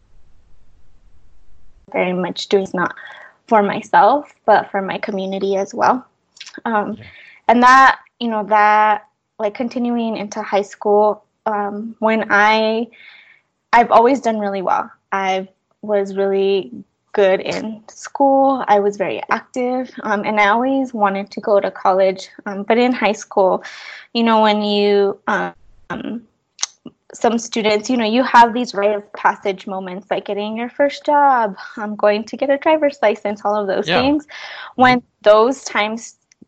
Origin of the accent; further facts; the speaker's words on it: Fort Lupton, Colorado, United States; also born or lived in Chihuahua, Mexico; I was born in Chihuahua, Chihuahua, Mexico, and my parents came to Colorado, to Fort Lupton, Colorado, when I was 3 years old.